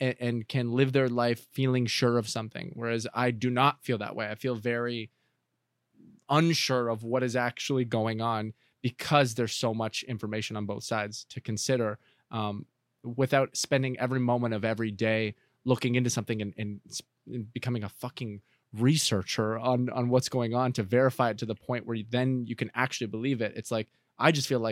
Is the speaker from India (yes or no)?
no; Canada; now in Los Angeles, United States; If I had grown up and stayed in Canada versus being here